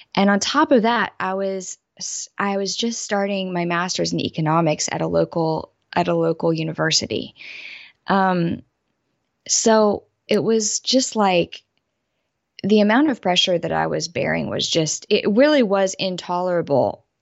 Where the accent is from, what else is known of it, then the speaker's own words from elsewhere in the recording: Southeast United States, United States; I was raised in the Southeast United States